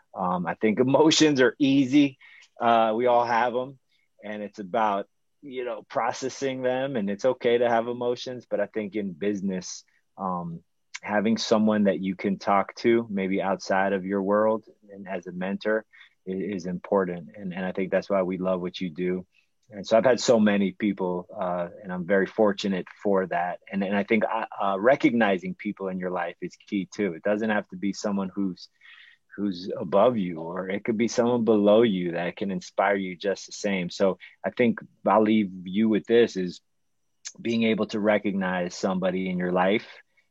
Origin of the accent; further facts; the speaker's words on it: Miami, Florida, United States; Growing up in Miami